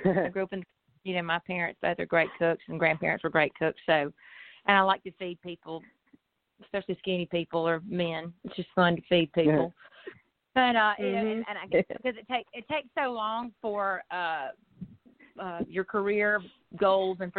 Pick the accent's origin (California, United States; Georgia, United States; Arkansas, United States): Georgia, United States; Lowcountry, just outside Savannah; moved away as an adult; also born or lived in Athens, Georgia; now in Nashville, United States; I'm from the Lowcountry, just outside of Savannah, Georgia, and moved to Nashville after college